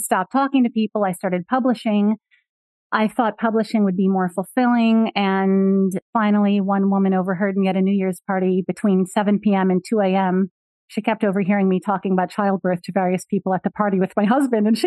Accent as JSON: {"language": "English", "region": "Michigan", "country": "United States", "tie": "born or raised there", "said": "I was born in Michigan"}